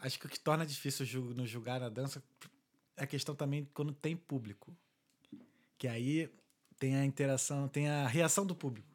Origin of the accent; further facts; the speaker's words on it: Rio de Janeiro, Brazil; now in Ireland; A gente é do Rio